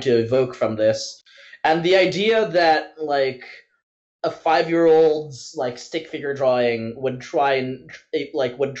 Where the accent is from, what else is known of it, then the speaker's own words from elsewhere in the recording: Vancouver, British Columbia, Canada; I'm from Vancouver